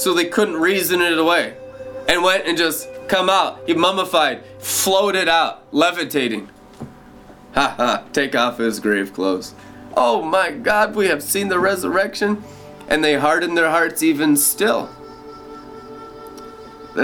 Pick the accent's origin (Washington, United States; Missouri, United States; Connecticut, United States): Washington, United States; Friday Harbor; I was born in Friday Harbor, San Juan Island in 1981